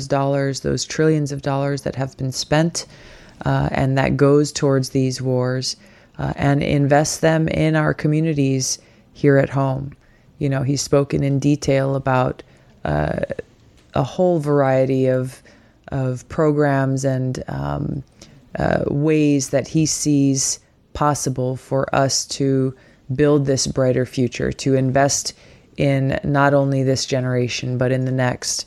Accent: Hawaii, United States; my home state of Hawaii

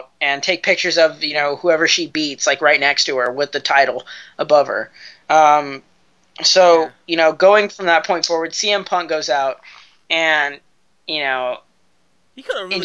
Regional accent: California, United States; I'm from California

